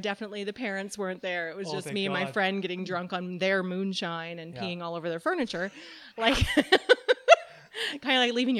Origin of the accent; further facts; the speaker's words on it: New Brunswick, Canada; now in Calgary, Canada; I call Calgary home, and I've been here for 20 years now. I'm originally from New Brunswick.